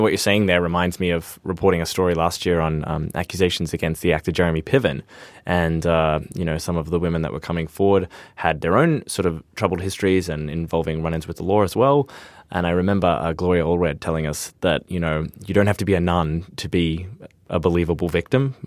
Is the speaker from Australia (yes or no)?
yes; Australia; as an Australian